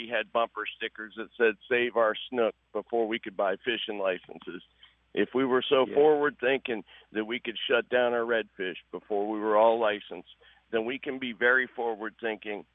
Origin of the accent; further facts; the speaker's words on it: Bradenton, Florida, United States; back when I was a kid growing up in Bradenton